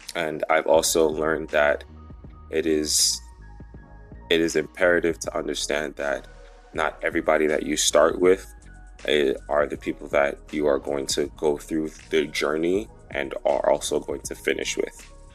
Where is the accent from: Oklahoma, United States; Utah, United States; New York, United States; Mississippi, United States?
New York, United States; also born or lived in St. Lucia; I have lived in New York for most of my life